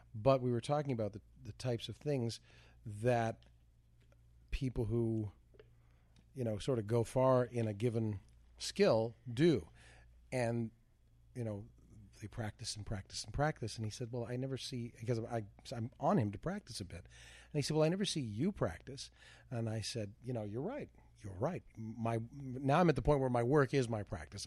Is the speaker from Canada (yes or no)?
yes; Canada; moved away; growing up in Canada